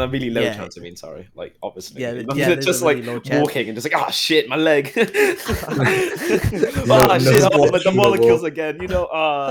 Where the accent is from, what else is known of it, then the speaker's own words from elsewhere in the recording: United Kingdom; From the UK.